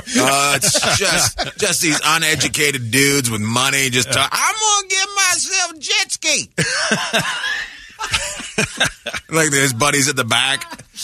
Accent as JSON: {"language": "English", "town": "Terrace", "region": "British Columbia", "country": "Canada", "tie": "born or raised there", "said": "Terrace, British Columbia. If you go on an Alaska cruise, you will float right by Prince Rupert"}